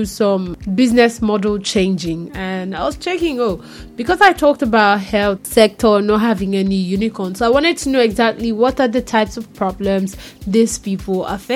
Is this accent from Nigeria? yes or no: yes; Nigeria; I'm Nigerian